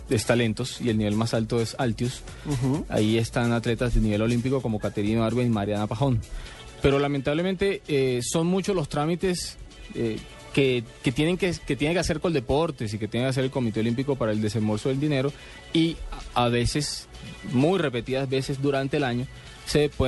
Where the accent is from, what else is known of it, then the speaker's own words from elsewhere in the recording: Santa Marta, Magdalena, Colombia; Yo soy Samario.